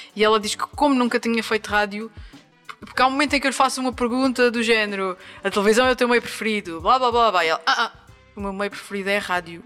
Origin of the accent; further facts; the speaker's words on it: Angra do Heroísmo, Azores, Portugal; moved away as an adult; em Angra do Heroísmo, na Ilha Terceira, Açores, a terra onde nasci e vivi até aos meus 18 anos